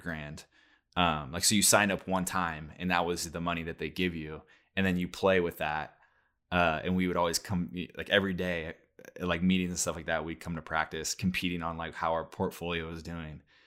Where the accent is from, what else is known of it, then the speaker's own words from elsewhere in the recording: Oregon, United States; we grew up in Oregon